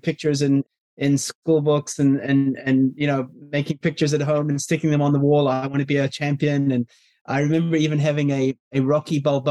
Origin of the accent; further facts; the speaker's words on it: South Africa; I was brought up in South Africa